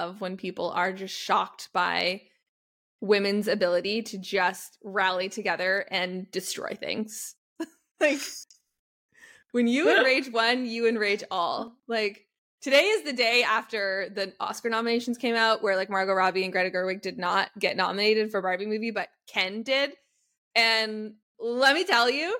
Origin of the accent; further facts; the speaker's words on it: Canada; we're Canadian